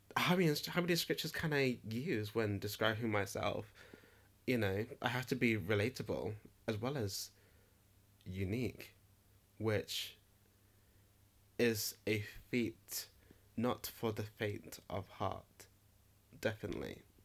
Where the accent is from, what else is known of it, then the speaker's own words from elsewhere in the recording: Nottingham, East Midlands, United Kingdom; I'm from Nottingham, and Nottingham is a rock and roll kind of city